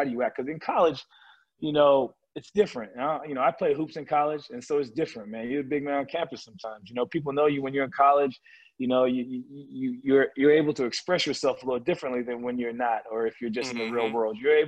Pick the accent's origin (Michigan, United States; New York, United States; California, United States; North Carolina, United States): California, United States; I grew up in California